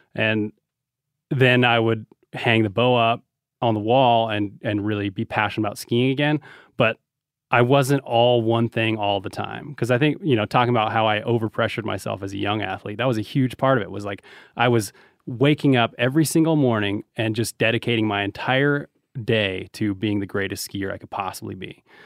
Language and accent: English; Reno, Nevada, United States; we're from Reno